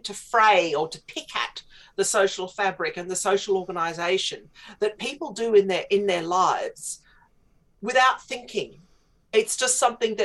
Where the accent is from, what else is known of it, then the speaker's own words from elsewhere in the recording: Australia; now in United Kingdom; my own country, where I grew up in Australia